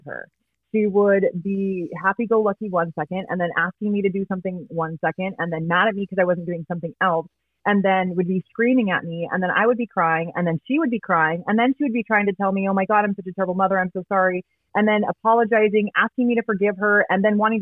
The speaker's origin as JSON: {"language": "English", "town": "Riverside", "region": "California", "country": "United States", "tie": "born or raised there", "said": "So I grew up in Riverside, California, born and raised. I still live in Riverside."}